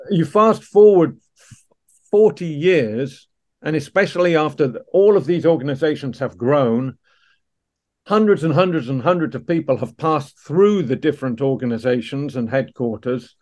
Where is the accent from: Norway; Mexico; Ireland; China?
Ireland; Dublin, Leinster; also born or lived in Canada / Surrey, England; now in Washington D.C., United States; I was a young English boy growing up in South Dublin uh, in the late 70s and early 80s